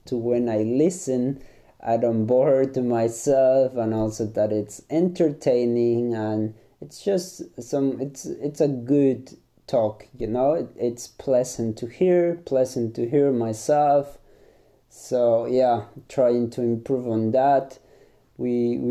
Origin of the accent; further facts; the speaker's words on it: Ecuador; first language Spanish; English is a second language; moved away as an adult; now in Germany; I'm from Ecuador. I speak Spanish as a mother tongue